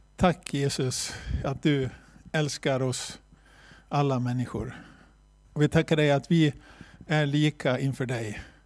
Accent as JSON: {"language": "Swedish", "town": "Borlänge", "region": "Dalarna County", "country": "Sweden", "also_born_or_lived": "China", "said": "vi kommer från Bålänge och är med i Korskyrkan i Bålänge"}